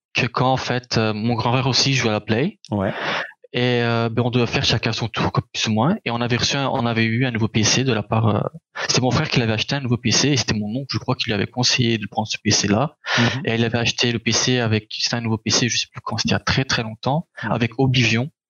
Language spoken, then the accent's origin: French; Charleroi, Wallonia, Belgium; also born or lived in Anderlecht, Belgium; né à Anderlecht en Belgique. quand j'étais petit, je me rappelle, je suis resté là-bas jusqu'à mes sept ans je crois. Je me rappelle pas trop mhm. de là-bas. Et après on a dû déménager en Charleroi, en Belgique